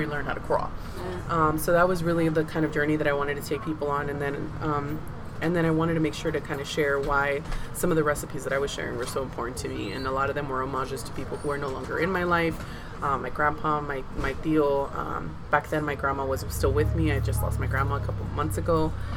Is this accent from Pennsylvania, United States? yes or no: no; San Diego, California, United States; was I born and raised in San Diego? Absolutely. Is my family from Mazatlan, Sinaloa? Absolutely